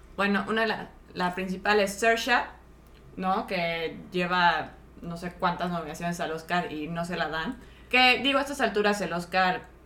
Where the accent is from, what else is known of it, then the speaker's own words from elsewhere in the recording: Mexico City, Mexico; now in United States; Víctor y yo que somos de la Ciudad de México